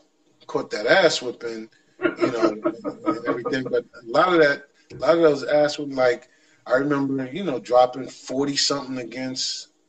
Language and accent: English; New York, United States; I'm from New York